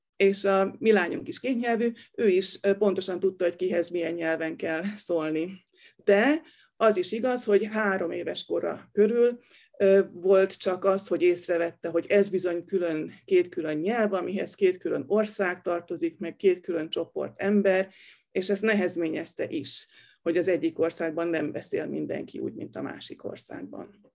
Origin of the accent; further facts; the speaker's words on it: Hungary; én még a bezárt szocialista időkben nőttem fel, amikor az ember tényleg úgy értezte, hogy be van ide zárva